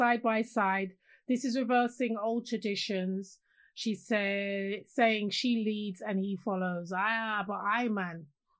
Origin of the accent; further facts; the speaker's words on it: London, United Kingdom; I grew up in London.